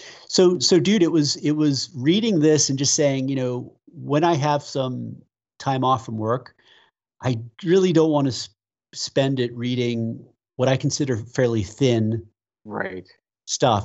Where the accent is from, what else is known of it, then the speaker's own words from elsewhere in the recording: United States; also born or lived in Western United States; an American living in the West